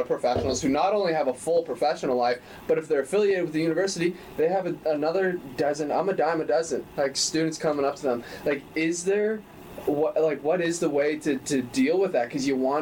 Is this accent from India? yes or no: no; Quispamsis, New Brunswick, Canada; I was born and raised as a Canadian in Canada, in Quispam, Sis, New Brunswick, mm-hmm. outside St. John.